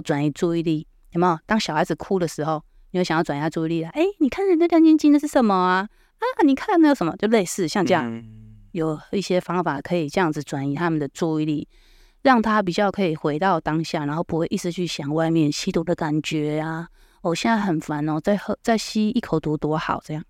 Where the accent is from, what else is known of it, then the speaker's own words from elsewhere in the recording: Hualien, Hualien County, Taiwan; 我是花莲人嘛